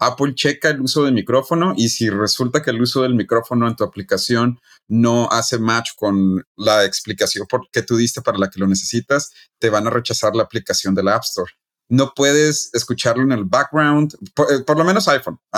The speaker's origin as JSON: {"language": "Spanish", "region": "Chihuahua", "country": "Mexico", "said": "yo eh, soy de Chihuahua, no"}